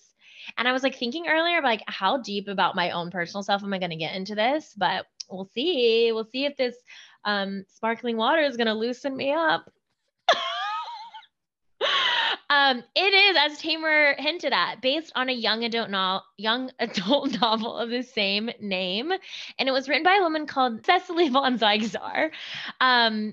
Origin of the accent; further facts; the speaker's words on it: Birmingham, Alabama, United States; I'm from Birmingham, Alabama. I went to a small private school